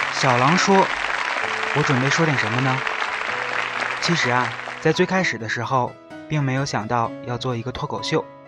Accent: China; 我们中国人

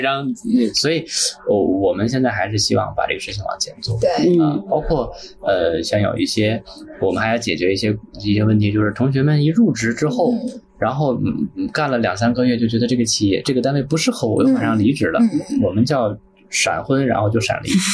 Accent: Tianjin, China; 在天津土生土长嗯。呃，从那个，也在天津工作了十几年

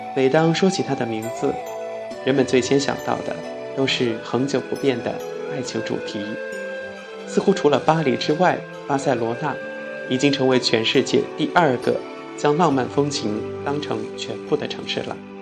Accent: China; 因为我们是中国人

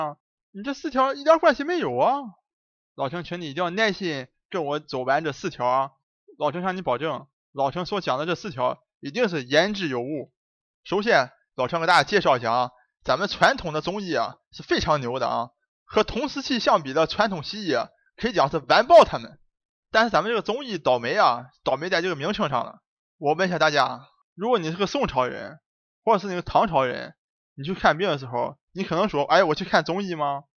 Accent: Dalian, Liaoning, China; accent: Dalian; 下面就请大家一起跟我进入咱们大连话世界。

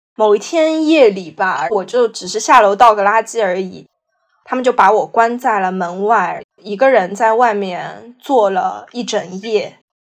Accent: Shanghai, China; 我来自上海，然后现在是二十五岁，从事是艺术相关的工作

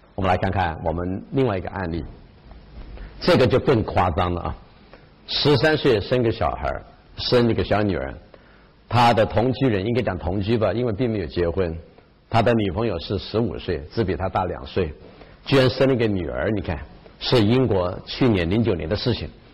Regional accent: China; also born or lived in Japan; 我们中国人

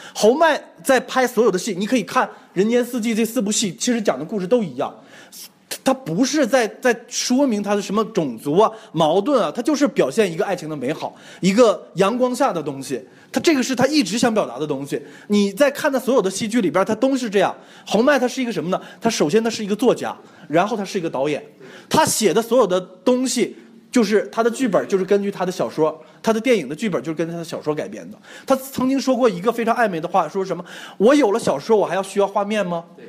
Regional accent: China; 我们中国人

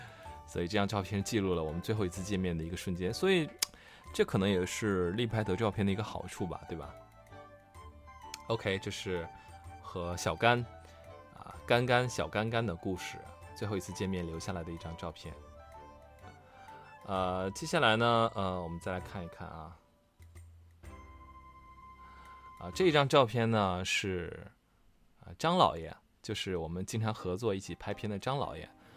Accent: Northeast China, China; 我们东北有句土话叫“晴天下雨浇王八”

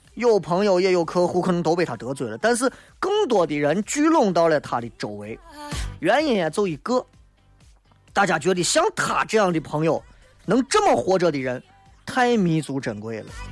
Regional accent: Xi'an, Shaanxi, China; 作为一个西安人

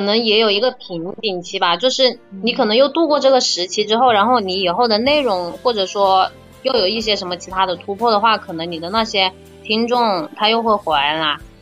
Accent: Changsha, Hunan, China; 我来自湖南长沙

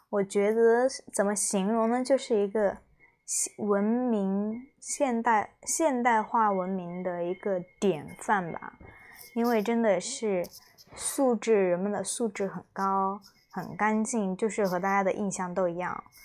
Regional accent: China; 作为中国人

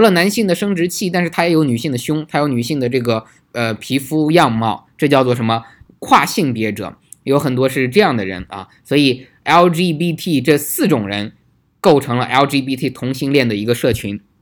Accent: China; 我们中国人

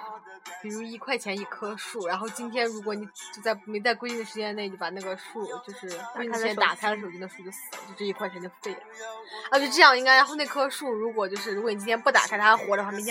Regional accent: Zhejiang, China; 我们浙江人，

